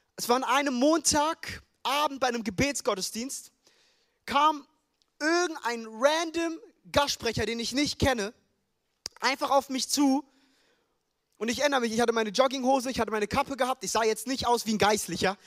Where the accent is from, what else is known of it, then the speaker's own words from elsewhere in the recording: Frankfurt, Hesse, Germany; also born or lived in United States / Ethiopia (roots); now in Stuttgart, Germany; Ich bin in Frankfurt groß geworden